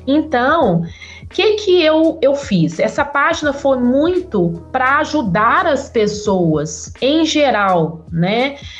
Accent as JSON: {"language": "Portuguese", "town": "Nova Lima", "region": "Minas Gerais", "country": "Brazil", "tie": "born or raised there", "said": "Fui criada em Nova Lima. Apesar de ser próximo à capital de Belo Horizonte"}